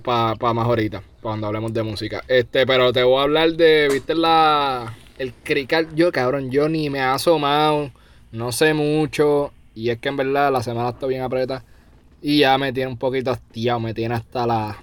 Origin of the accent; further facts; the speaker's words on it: Puerto Rico; moved away; soy puertorriqueño